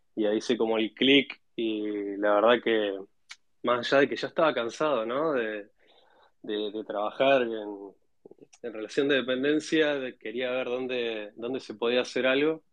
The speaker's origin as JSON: {"language": "Spanish", "region": "Neuquén", "country": "Argentina", "tie": "born or raised there", "also_born_or_lived": "Cutral Có, Neuquén", "said": "yo soy nacido en, en Neuquén, en una, una ciudad chica que se llama Cutralcó, pero después estuve viviendo gran parte de mi vida en Neuquén Capital"}